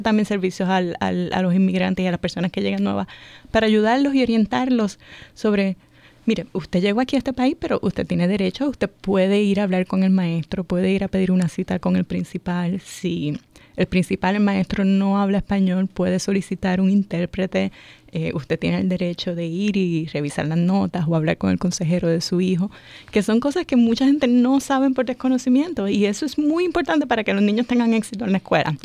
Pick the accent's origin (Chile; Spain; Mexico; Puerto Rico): Puerto Rico; moved away as an adult; now in Montgomery County, Maryland, United States; yo soy de Puerto Rico. Ya. Eh, en Puerto Rico eh, siempre trabajaba en el área de educación superior